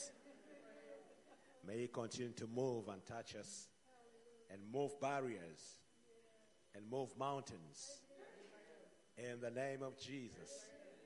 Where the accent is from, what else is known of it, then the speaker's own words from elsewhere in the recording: Uganda; I come from Uganda